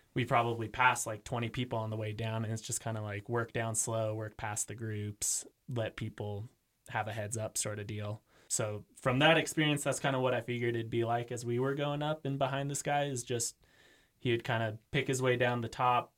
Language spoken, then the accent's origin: English; Eugene, Oregon, United States; moved away as an adult; also born or lived in Utah; now in Jackson, United States; I am from Eugene, Oregon